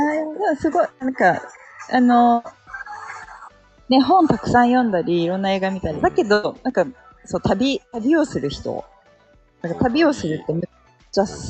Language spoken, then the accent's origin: Japanese; Yokohama, Kanagawa, Japan; now in Hakuba, Japan; 私、出身横浜です